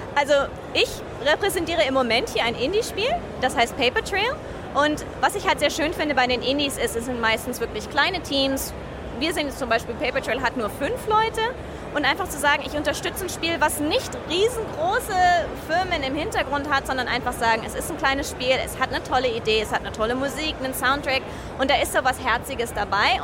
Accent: Bavaria, Germany; now in Tokyo, Japan; Ursprünglich aus Bayern. Also ich bin eigentlich ein bayerisches Cowgirl

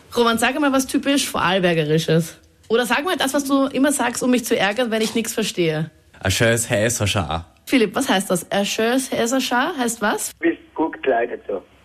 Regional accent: Vienna, Austria; Ich bin aus dem schönen Wien

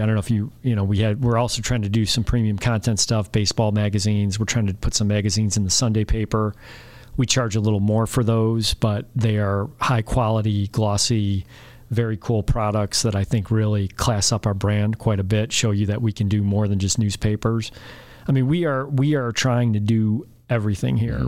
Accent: Alsip, Illinois, United States; I grew up in Alsip, a block from the city

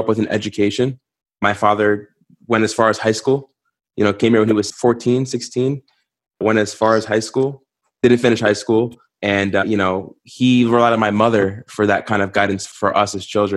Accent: New York City, New York, United States; also born or lived in Buffalo; I grew up in Staten Island, New York

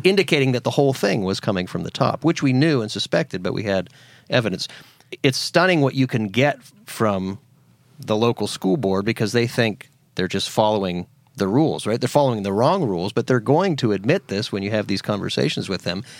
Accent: Pennsylvania, United States; now in Tennessee, United States; where I grew up in Pennsylvania

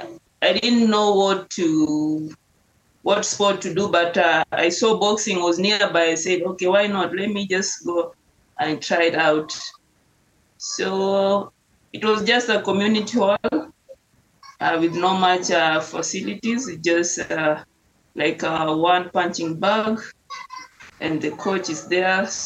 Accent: Nairobi, Kenya; English is a second language; Growing up, we just had an easy life, not that tough, but at least I can say we can manage to eat like every day.

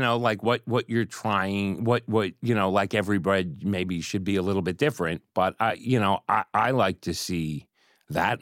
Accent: Pittsburgh, Pennsylvania, United States; moved away; I grew up in Pittsburgh

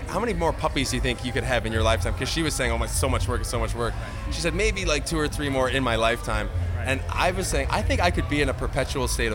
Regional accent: Montreal, Quebec, Canada; We're from Montreal.

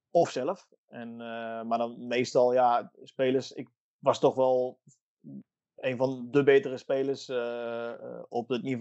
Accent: Italy; Dutch is a second language; ik ben hier op mijn plek. Ik ben een Italiaan.

